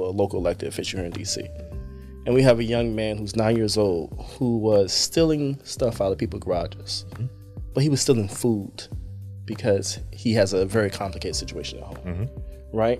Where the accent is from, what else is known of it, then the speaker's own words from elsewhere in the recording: New Jersey, United States; moved away; I grew up in Jersey and other places